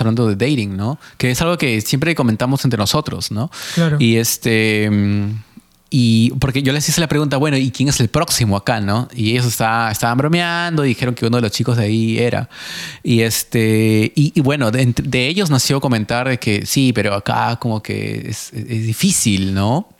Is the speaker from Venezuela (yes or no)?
no; Peru; now in Mississauga, Canada; yo, que soy peruano